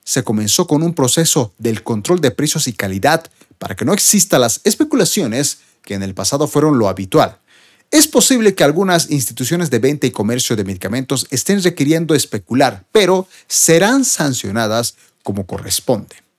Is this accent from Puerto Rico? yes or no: no; Bolivia; en mi país Bolivia